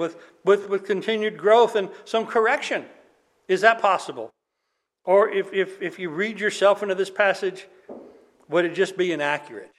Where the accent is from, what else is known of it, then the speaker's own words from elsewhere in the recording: United States; as Americans